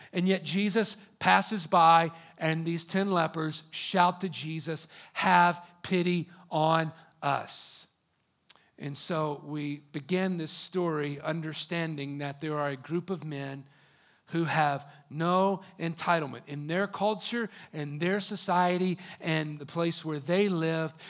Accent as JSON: {"language": "English", "country": "United States", "said": "in our country, in America"}